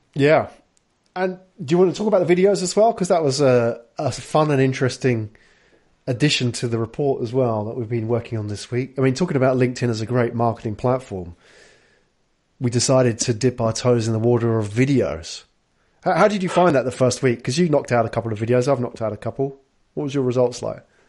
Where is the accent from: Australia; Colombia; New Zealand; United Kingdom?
United Kingdom; London; now in Tokyo, Japan; I'm from London